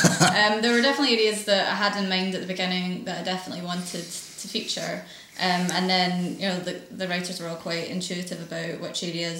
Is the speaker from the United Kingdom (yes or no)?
yes; Glasgow, Scotland, United Kingdom; because I grew up in the East End